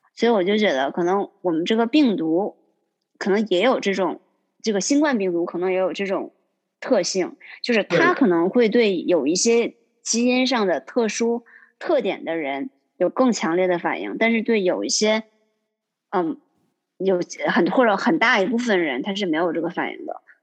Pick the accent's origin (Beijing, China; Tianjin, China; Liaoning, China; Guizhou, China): Liaoning, China; Yingkou; moved away as an adult; now in Boston, United States; 我是来自，嗯，中国东北辽宁的一个小城市